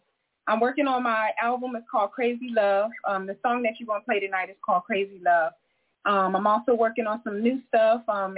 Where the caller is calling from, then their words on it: Loma Linda, California, United States; I'm calling from Loma Linda, California.